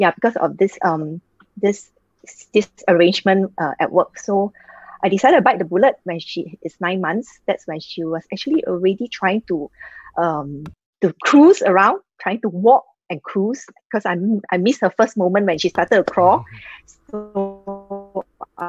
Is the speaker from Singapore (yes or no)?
yes; Singapore; I am from Singapore.